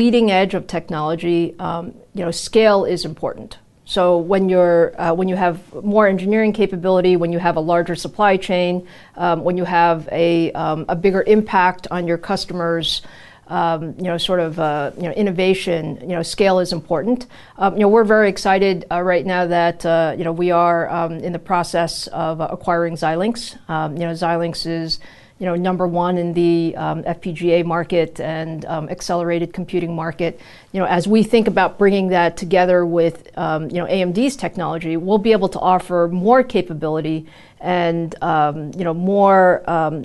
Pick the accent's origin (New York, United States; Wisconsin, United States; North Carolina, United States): New York, United States; also born or lived in Taiwan; I was born in Taiwan, and my parents immigrated to the U.S. My dad was coming to graduate school here. So I grew up in New York